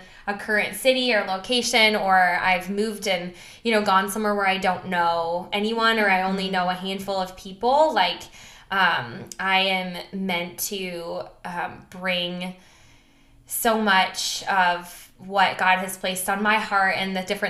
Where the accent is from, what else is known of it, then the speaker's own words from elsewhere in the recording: Milwaukee, Wisconsin, United States; moved away as an adult; also born or lived in the South (college); now in St. Louis, United States; I grew up in Milwaukee, Wisconsin area and lived there for all 18 years